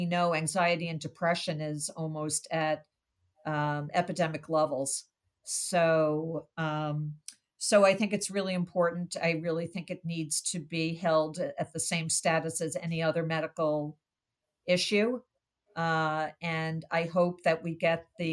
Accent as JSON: {"language": "English", "town": "Brookline", "region": "Massachusetts", "country": "United States", "tie": "born or raised there", "said": "here in my hometown in Brookline, Massachusetts"}